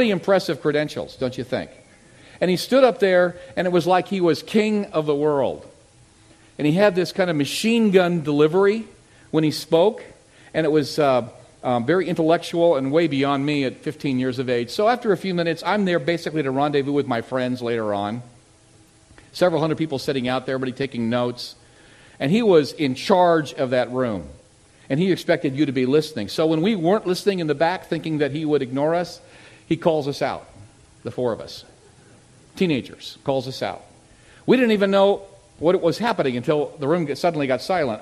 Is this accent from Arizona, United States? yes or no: yes; Tucson, Arizona, United States; moved away as an adult; also born or lived in Redwood City, California / Barrington, Rhode Island; I grew up in Tucson, Arizona.